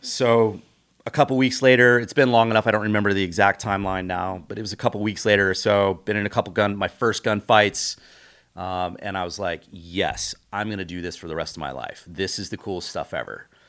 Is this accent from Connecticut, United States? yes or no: no; Los Osos, California, United States; I grew up on the Central Coast of California, on a small town called Los Losos.